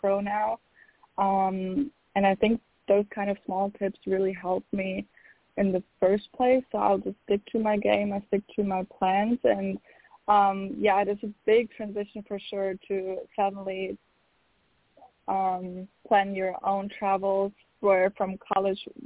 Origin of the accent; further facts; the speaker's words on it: Berlin, Germany; moved away as an adult; now in United States; my hometown, Berlin